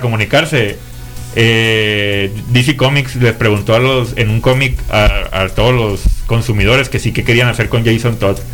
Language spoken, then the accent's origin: Spanish; Mexico; uno como, como mexicano